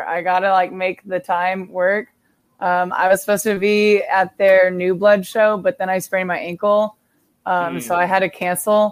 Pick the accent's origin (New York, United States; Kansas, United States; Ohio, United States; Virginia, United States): Kansas, United States; Hutchinson; My hometown is Hutchinson, Kansas